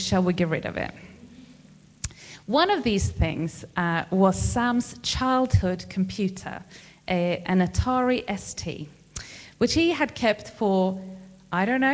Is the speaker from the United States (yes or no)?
no; Sweden; now in United Kingdom; I am from Sweden